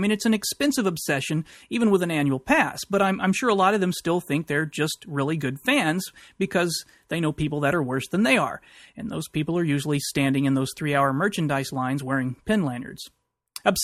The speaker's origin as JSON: {"language": "English", "region": "Texas", "country": "United States", "said": "I'm from Texas."}